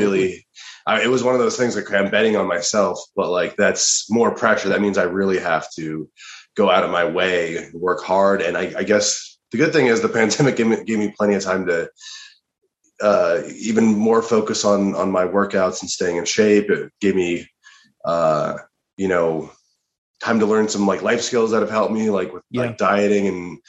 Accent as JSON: {"language": "English", "region": "Colorado", "country": "United States", "moved": "as an adult", "lives_now": "Los Angeles, United States", "said": "No, I'm from Colorado originally. Okay. I moved out to LA, I guess, like 4.5 years ago now."}